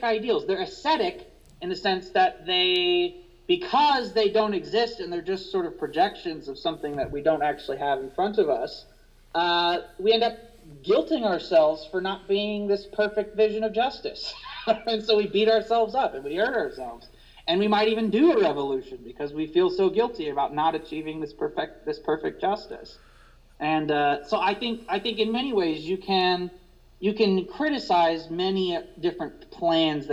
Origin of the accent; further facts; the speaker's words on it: Indiana, United States; I'm from Indiana